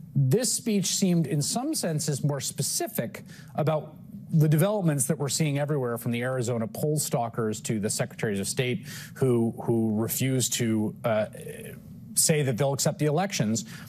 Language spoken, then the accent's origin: English; Quebec, Canada; moved away as an adult; now in Florida, United States; I come from Canada